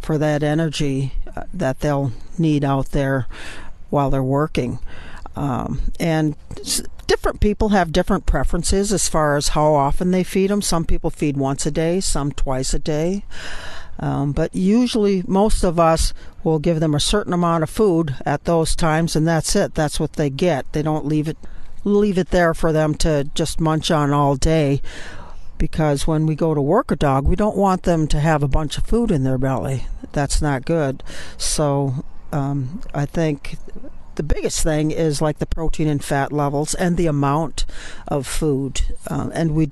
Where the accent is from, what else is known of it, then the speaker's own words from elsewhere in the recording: Southern Illinois, United States; I'm from Southern Illinois